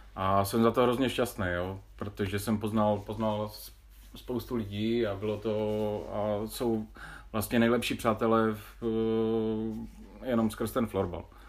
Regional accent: Havířov, Moravian-Silesian Region, Czechia; moved away; že pocházím z Havířova

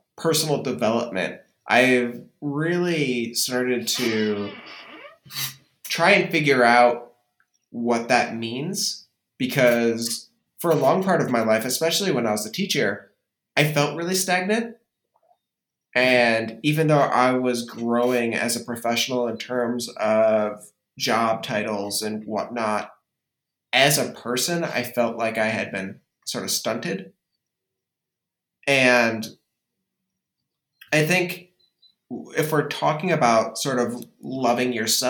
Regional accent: Grand Island, New York, United States; moved away; I have a lot of pride coming from Buffalo.

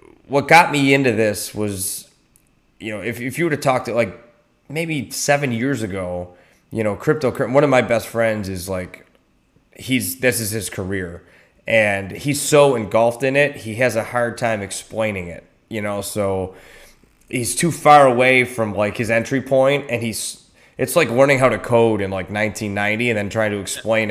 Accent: Buffalo, New York, United States; moved away; I'm originally from Buffalo too

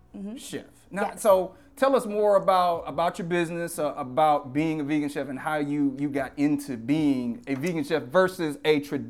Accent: Louisiana, United States; Again, I'm from Louisiana, so I eat Memphis style pork, beef, all of that.

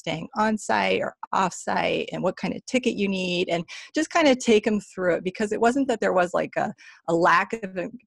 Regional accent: Athens, Ohio, United States; also born or lived in Southern California; But I came back to live in Athens in elementary school. And I've been here ever since

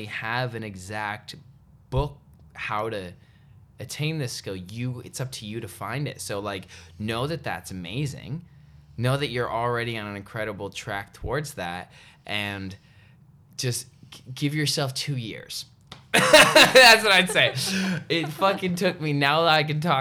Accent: Canada; I'm very grateful I grew up in Canada

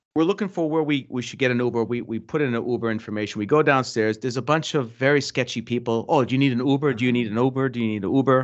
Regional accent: Boston, Massachusetts, United States; maybe because we're from Boston, you know, we're paranoid.

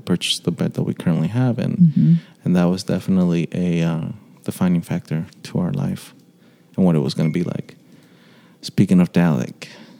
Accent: Dallas suburbs, Texas, United States; also born or lived in Argentina; So, for me, I was born in Argentina. I came to the States in 2001. I am from a family of six, the oldest of four kids. And I lived in the suburbs of Dallas for most of my life. Big city.

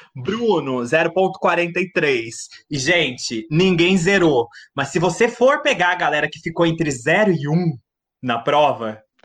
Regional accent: Mogi Guaçu, São Paulo, Brazil; also born or lived in Rio Claro; sou natural de Mogi Guaçu, uma cidade do interior pertinho de Rio Claro

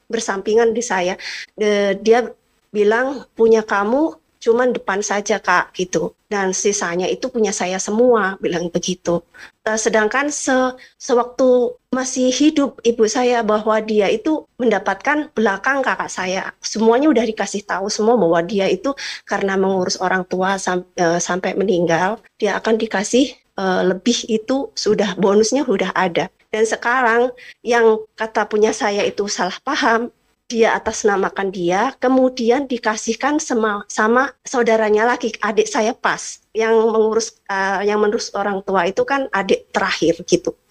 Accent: Java, Indonesia; now in Bogor, Indonesia; Saya uh, tinggal di uh, Bogor, sedangkan uh, tanah waris tanah itu ada di kampung saya di Jawa.

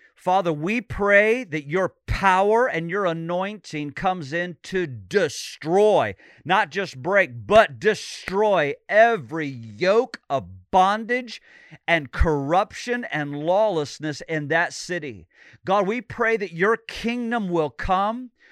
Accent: Illinois, United States; now in Sarasota, United States; I grew up in Illinois, just a few hours south of Chicago.

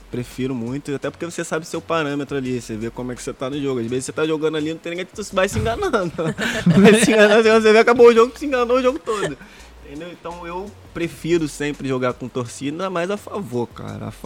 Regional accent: Rio de Janeiro, Brazil; Eu sou de Jacarepaguá

